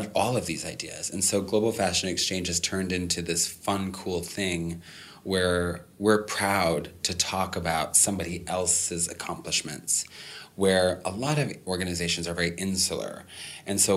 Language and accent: English; Minnesota, United States; moved away; I grew up in Minnesota